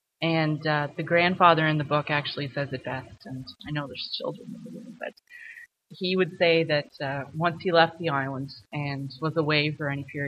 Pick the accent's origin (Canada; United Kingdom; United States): Canada; Nova Scotia; moved away; When I moved from Cape Breton, I didn't realize the extreme talent that exists there. And it's often because we had such small rural communities.